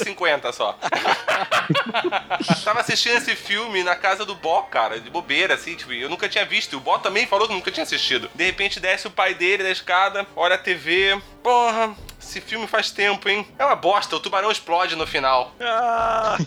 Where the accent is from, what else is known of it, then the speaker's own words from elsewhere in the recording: Brazil; nós como brasileiros